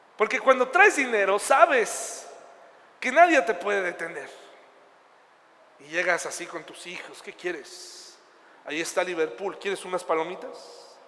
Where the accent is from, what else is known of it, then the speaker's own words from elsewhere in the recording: Mexico; yo soy mexicano, aquí pienso estar, aquí voy a echar raíces en mi ciudad